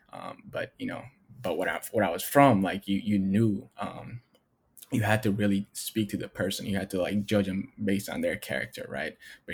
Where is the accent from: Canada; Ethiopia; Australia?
Ethiopia; now in United States; people saw me and they didn't see that I was from Ethiopia. They didn't see that I, you know, that I'm not from here.